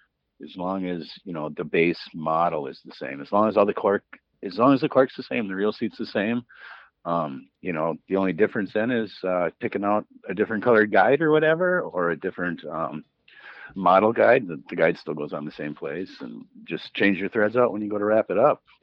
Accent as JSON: {"language": "English", "town": "Green Bay", "region": "Wisconsin", "country": "United States", "said": "I mean, I'm from Green Bay, so if they want purple and gold, it's going to cost them more."}